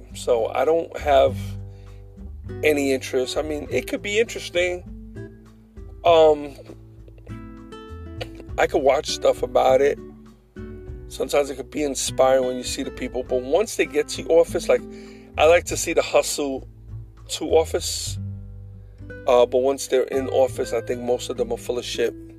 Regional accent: United States

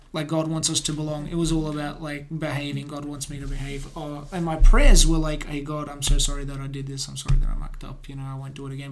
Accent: Adelaide, South Australia, Australia; also born or lived in Cieszyn, Poland; grew up here in South Australia, here in Adelaide

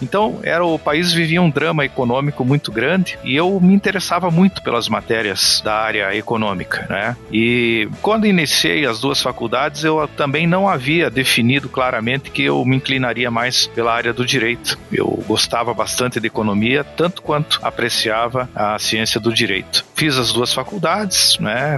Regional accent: Pato Branco, Paraná, Brazil; also born or lived in Curitiba; Eu moro em Pato Branco e vou para casa todo final de semana e venho para Curitiba todo final de semana. Então é uma distância bem considerável, são 430 quilômetros. Você já esteve lá na minha terra

